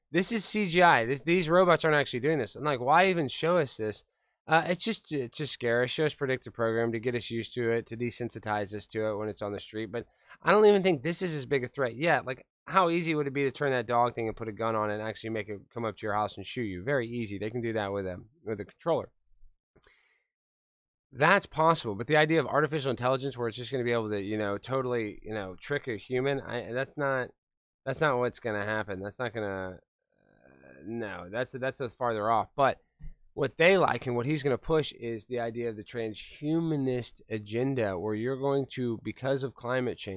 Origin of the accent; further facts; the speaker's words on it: United States; Just as an American